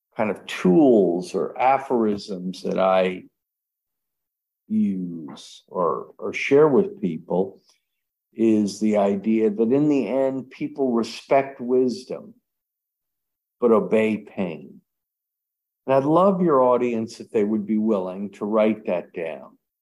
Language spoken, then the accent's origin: English; United States; I'm an American. I was born in America